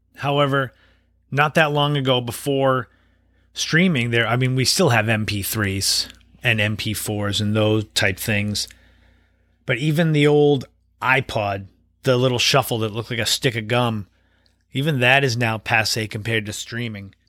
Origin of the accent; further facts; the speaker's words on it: Cape Cod, Massachusetts, United States; growing up on Cape Cod